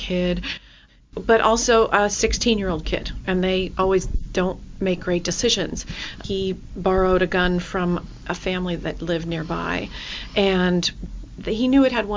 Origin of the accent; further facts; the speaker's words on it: Australia; now in Kirkland, United States; I grew up in Australia